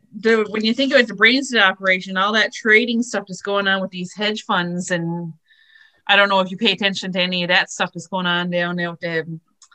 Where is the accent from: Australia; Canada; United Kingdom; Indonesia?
Canada; Newfoundland and Labrador; moved away as an adult; now in Fergus, Canada; I don't say I'm from Fergus. I say, well, I live in Fergus, but I'm from Labrador.